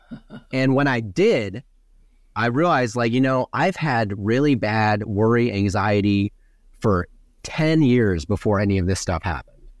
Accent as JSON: {"language": "English", "region": "Wisconsin", "country": "United States", "moved": "yes", "said": "I'm from Wisconsin originally."}